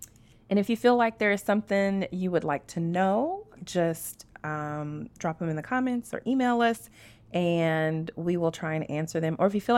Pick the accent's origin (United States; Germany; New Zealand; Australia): United States; Scott, Louisiana; also born or lived in Lafayette; I was born in Lafayette, Louisiana, and it is a small town. Some people know Monroe, and that's the city that I was born, but where we actually lived, it was a little town called Scott